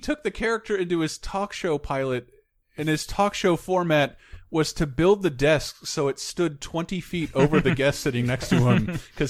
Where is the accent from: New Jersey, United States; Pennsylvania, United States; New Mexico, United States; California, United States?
California, United States; San Francisco; I do, because I'm from San Francisco. I'm from California, and I have my own podcast.